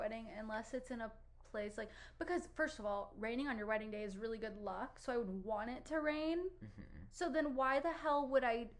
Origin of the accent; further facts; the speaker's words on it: Cleveland, Ohio, United States; currently my hometown is Cleveland